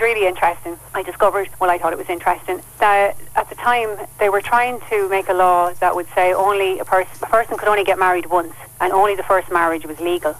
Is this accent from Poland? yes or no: no; Carlow, County Carlow, Ireland; also born or lived in Kilkenny; I was born in Kilkenny, and we moved from there when I was a child, and uh, we moved to Carlow